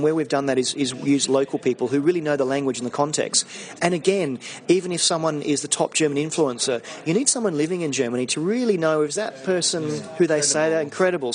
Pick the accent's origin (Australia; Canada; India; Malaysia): Australia; now in London, United Kingdom; I'm Australian living in London